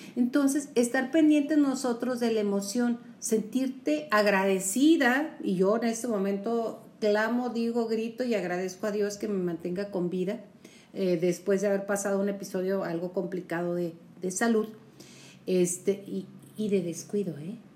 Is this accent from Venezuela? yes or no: no; Mexico; somos mexicanos, a mucha honra y que además estamos transmitiendo desde aquí, desde Chihuahua, Chihuahua